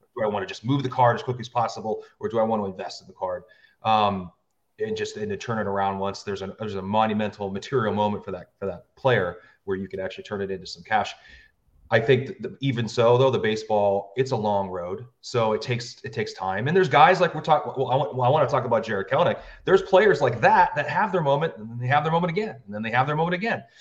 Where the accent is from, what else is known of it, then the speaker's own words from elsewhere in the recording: United States; I grew up near the Canadian border, I got nothing but Canadian television.